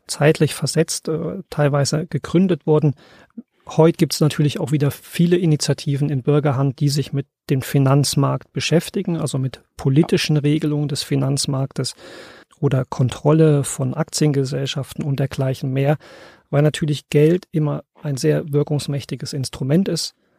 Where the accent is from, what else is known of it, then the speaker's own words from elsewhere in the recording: East Germany, Germany; ich bin selbst in der DDR groß geworden.